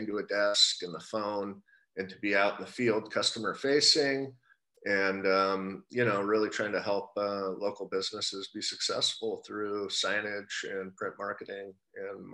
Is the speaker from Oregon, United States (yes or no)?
yes; Oregon, United States; moved away as an adult; now in San Diego, United States; originally, I'm from Oregon